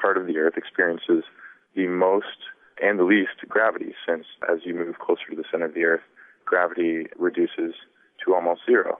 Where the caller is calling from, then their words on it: Vancouver, British Columbia, Canada; from Vancouver calling.